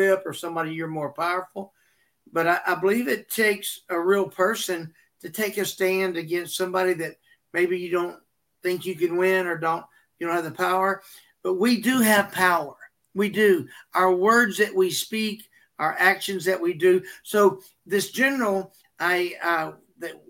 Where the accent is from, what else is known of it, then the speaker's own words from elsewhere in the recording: Texas, United States; I'm from Texas